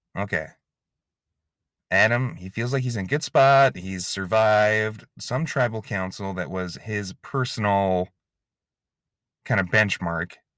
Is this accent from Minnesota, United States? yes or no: yes; Inver Grove Heights, Minnesota, United States; I'm from Invergrove Heights, Minnesota. That's where the pod factory is located